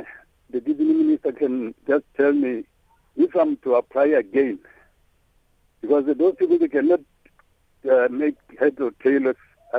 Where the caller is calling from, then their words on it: Seshego, Limpopo, South Africa; I'm calling from Seshego. I'm a 65-year-old man